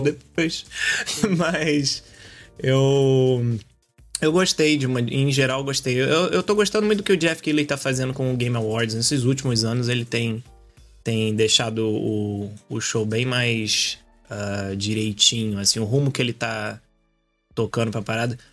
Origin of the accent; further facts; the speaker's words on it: Rio de Janeiro, Brazil; now in Portugal; eu sou carioca